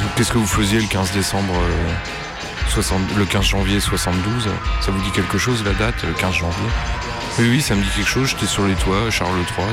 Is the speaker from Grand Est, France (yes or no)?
yes; Nancy, Grand Est, France; j'ai grandi à Nancy